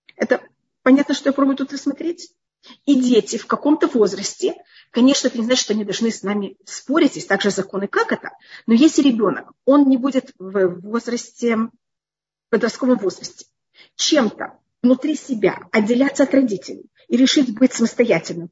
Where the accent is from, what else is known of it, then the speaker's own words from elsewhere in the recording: Israel; Я выросла в другом поколении, в другом мире, я уже росла в Израиле